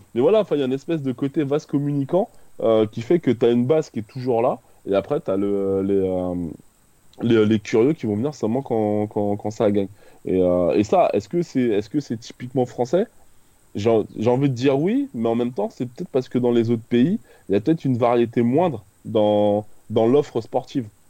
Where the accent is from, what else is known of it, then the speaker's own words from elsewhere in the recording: Créteil, Île-de-France, France; j'ai grandi à Créteil